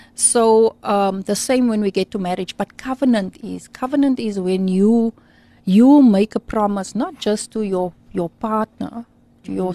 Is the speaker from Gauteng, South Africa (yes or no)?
no; Beaufort West, Western Cape, South Africa; I grew up in Beaufort West